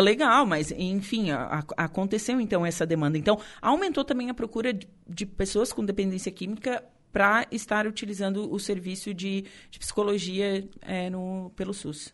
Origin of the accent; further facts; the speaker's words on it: Torres, Rio Grande do Sul, Brazil; meu conterrâneo de Torres